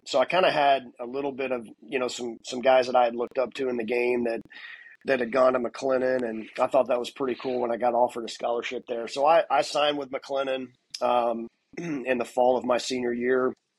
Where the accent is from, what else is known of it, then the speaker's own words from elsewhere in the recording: Conroe, Texas, United States; moved away as an adult; also born or lived in Nebraska / College Station, Texas / Texarkana; now in Lincoln, United States; I'm from Conroe, Texas originally.